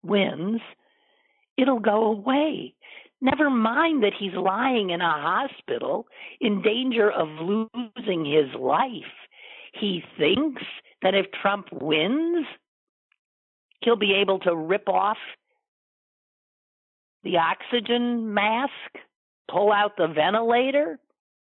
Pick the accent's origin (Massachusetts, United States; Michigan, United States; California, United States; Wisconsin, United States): Wisconsin, United States; Green Bay; now in Pittsburgh, United States; my hometown of Green Bay